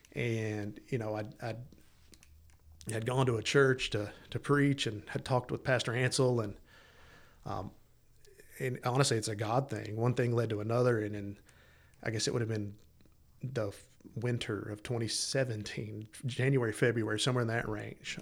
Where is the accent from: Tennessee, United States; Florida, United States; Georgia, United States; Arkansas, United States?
Tennessee, United States; East; also born or lived in Los Angeles, California; I was born in East Tennessee